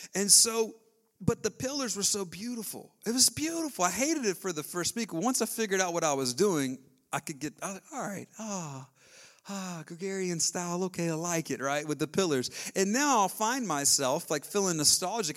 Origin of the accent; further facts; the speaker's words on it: the South, United States; I was raised in the South